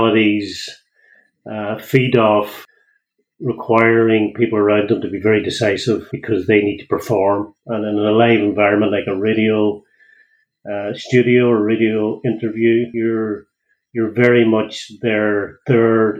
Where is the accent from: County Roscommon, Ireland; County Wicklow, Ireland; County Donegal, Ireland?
County Donegal, Ireland; now in Greystones, Ireland; I don't have a Greystones accent. So I'm originally from Donegal